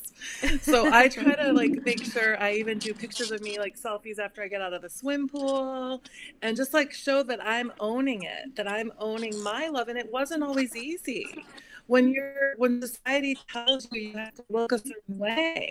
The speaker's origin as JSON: {"language": "English", "region": "Midwest", "country": "United States", "tie": "born or raised there", "moved": "yes", "lives_now": "Manhattan Beach, United States", "said": "I grew up in the Midwest"}